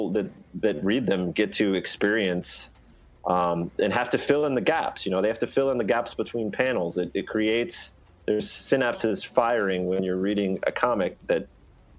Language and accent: English; United States; As an American